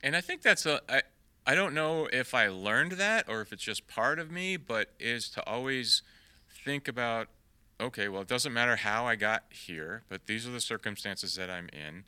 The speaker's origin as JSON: {"language": "English", "town": "York", "region": "Maine", "country": "United States", "tie": "born or raised there", "also_born_or_lived": "Salem, Massachusetts", "moved": "yes", "lives_now": "Texas, United States", "said": "I was born in Salem, Massachusetts, but when I was a young boy, we moved to Maine and, and, uh, I spent all my formative years in, in York, Maine, so that's my, definitely my hometown."}